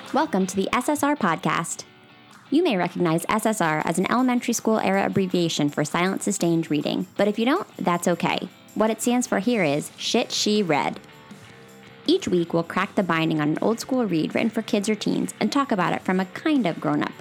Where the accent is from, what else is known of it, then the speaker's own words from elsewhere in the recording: Pennsylvania, United States; Cait and I went to the same high school years apart, but we come from the same place